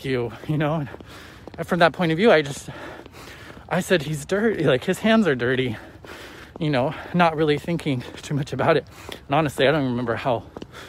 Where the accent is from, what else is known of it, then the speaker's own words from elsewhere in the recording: Idaho, United States; So I grew up, I was born in Idaho, a small town in Idaho